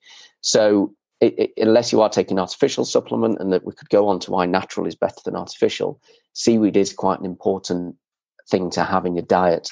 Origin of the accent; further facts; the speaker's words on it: Leeds, Yorkshire and the Humber, United Kingdom; I grew up in Leeds, miles from the sea